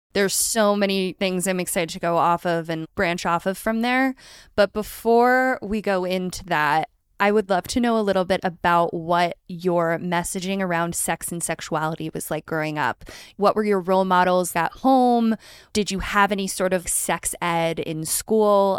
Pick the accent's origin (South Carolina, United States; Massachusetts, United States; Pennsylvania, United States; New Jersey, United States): Pennsylvania, United States; right outside of Philadelphia; I grew up right outside of Philadelphia